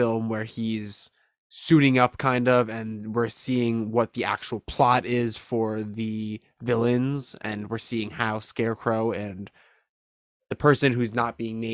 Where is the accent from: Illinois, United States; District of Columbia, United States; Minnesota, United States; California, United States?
Illinois, United States; Chicago; I'm from Chicago